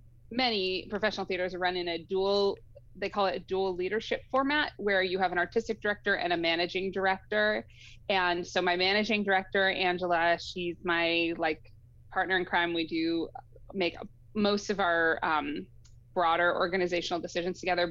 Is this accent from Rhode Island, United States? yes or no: yes; Rhode Island, United States; moved away as an adult; also born or lived in New England; now in Pacific Northwest, United States; I was born in Rhode Island